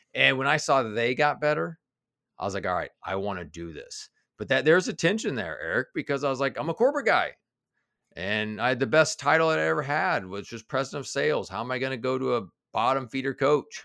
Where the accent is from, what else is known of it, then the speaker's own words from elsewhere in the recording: Kansas City, Missouri, United States; also born or lived in Denver; now in Cincinnati, United States; I was born in Denver, but I grew up in Kansas City, and, and actually now I live in Cincinnati.